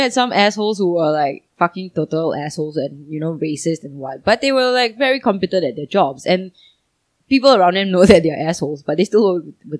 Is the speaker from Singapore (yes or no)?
yes; Singapore; I'm a Singaporean